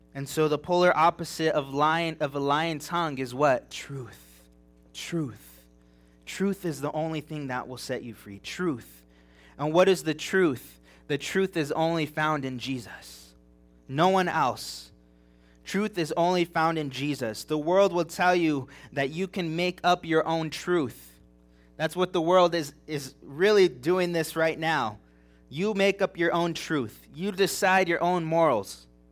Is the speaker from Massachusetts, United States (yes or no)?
no; Big Bear Mountains, California, United States; moved away; I grew up in the Big Bear Mountains in California